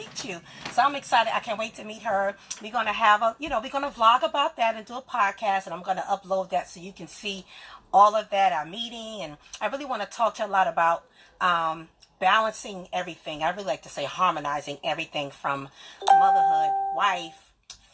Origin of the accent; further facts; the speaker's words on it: Richmond, Virginia, United States; I'm from Richmond